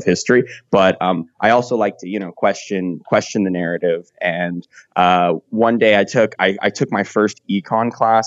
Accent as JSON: {"language": "English", "region": "California", "country": "United States", "said": "I'm from California"}